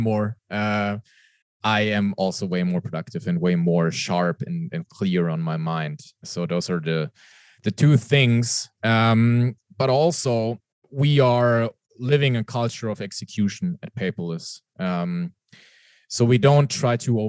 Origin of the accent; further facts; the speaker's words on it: Germany; English is a second language; You can most probably hear it from my accent. I'm not from the US. I'm from Europe, from Germany.